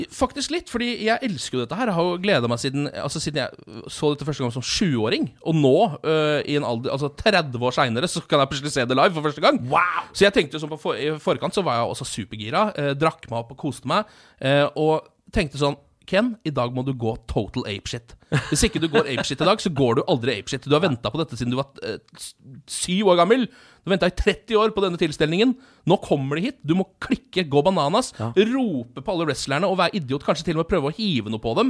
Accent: Norway; jeg er nordmann

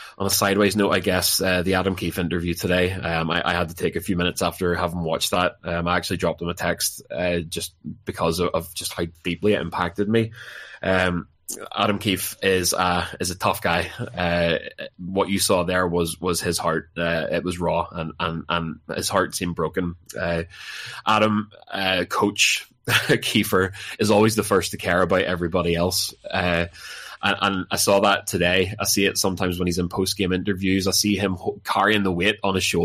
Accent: Larne, Northern Ireland, United Kingdom; I'm a big fan of my hometown club, Larne FC

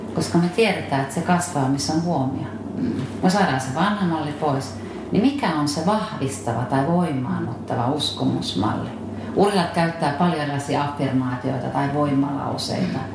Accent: Satakunta, Finland; mä olen satakunnasta kotoisin

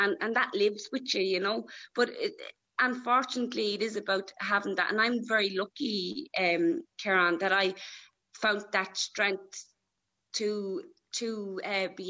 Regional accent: Ireland; I used to say I was from Kilkenny because I'd be stopped and, like, where are you from? And if I said I was from Valley Farmers, straight away I was stopped because of my accent, you know.

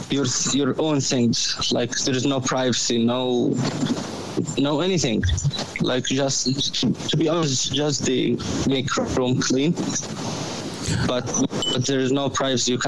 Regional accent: Egypt; English is a second language; moved away as an adult; now in Dublin, Ireland; I'm from Egypt. I came from Egypt for bad circumstances.

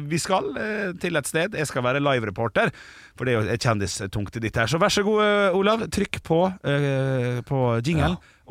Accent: Ålesund, Møre og Romsdal, Norway; min hjemby Ålesund

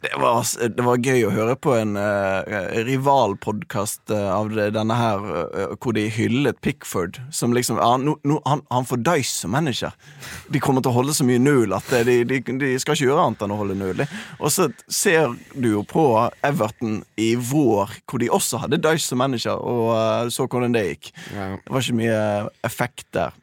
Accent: Bergen, Vestland, Norway; Jeg er jo dessverre fra Bergen

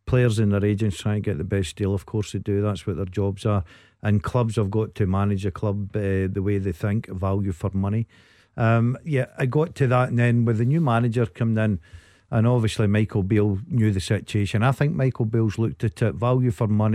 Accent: Motherwell, Scotland, United Kingdom; my hometown, Motherwell

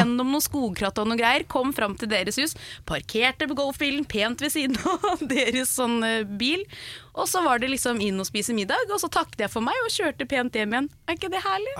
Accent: Oslo, Norway; moved away as an adult; now in Nærsnes, Norway; Jeg har vokst opp midt i Oslo sentrum

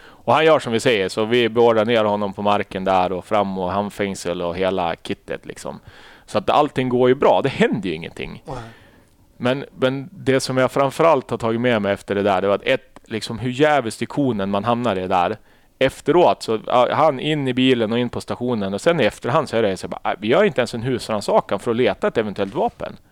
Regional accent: Umeå, Västerbotten County, Sweden; jag är uppväxt i Umeå

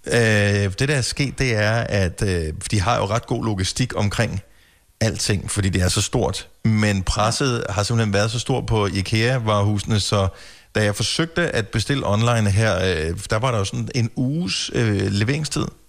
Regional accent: Funen, Southern Denmark, Denmark; now in Copenhagen area, Denmark; jeg er opvokset på Fyn

